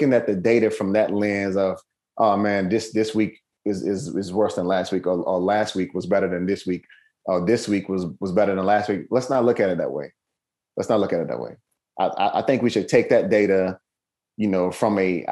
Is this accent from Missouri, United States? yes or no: no; Mississippi, United States; I'm from Mississippi, mm-hmm. born and raised, very, very humble beginnings.